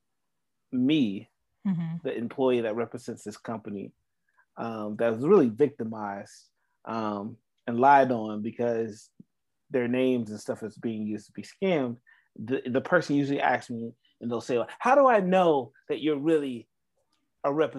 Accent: Atlanta, Georgia, United States; also born or lived in South Carolina; I grew up in Atlanta

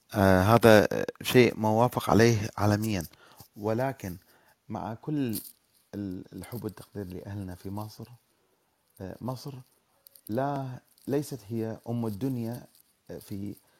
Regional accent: Iraq; moved away as an adult; انا شخص عراقي الاصل آه، كنت آه، درست في العراق وفي الجامعه

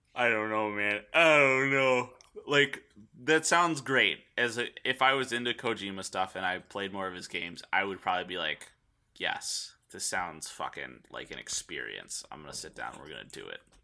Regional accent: United States; 'cause we're American

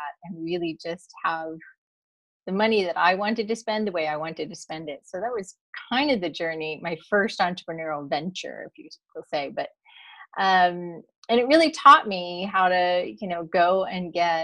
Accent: East Coast, United States; moved away as an adult; now in California, United States; I grew up in the East Coast. I knew I always wanted to live in California. So I made it here

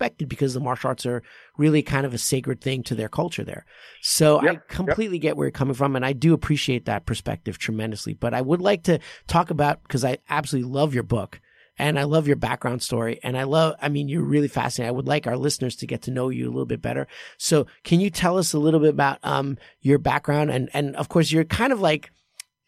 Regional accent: New York City, New York, United States; I grew up in Queens

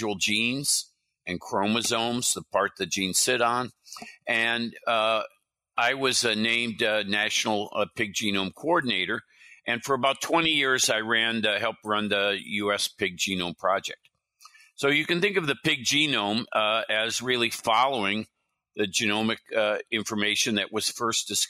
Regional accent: California, United States; also born or lived in Midwest / Iowa / Wisconsin / New York; I moved to California with my family.

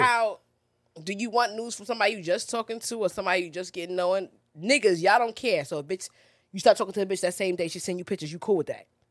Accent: New York, United States; I'm a New Yorker.

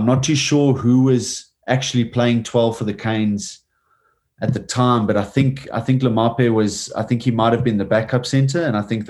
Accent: South Africa; moved away as an adult; now in Japan; as a South African

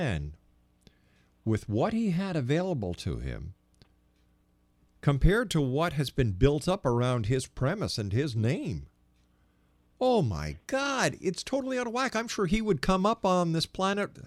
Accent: Montreal, Quebec, Canada; I'm from Montreal, and I used to love going up to St. Joseph's Oratory

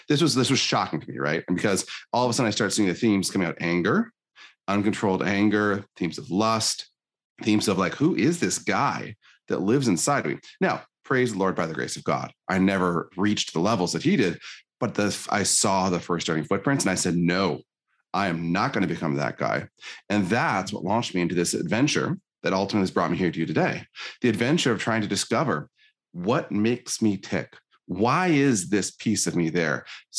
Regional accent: Michigan, United States; So I was born in Northern Michigan, tiny town, pretty poor family, pretty abusive father.

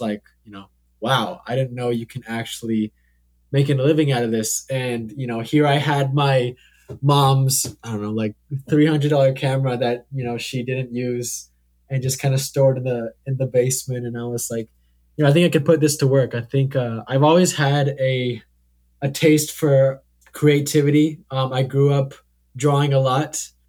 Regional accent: Hillsboro, Oregon, United States; I grew up in Hillsboro, Oregon, where, you know, humble beginnings, if you will.

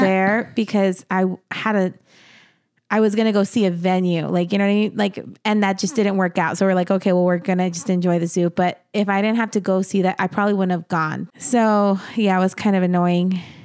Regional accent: New Mexico, United States; now in Arizona, United States; in my hometown, all my family are buried in the same cemetery

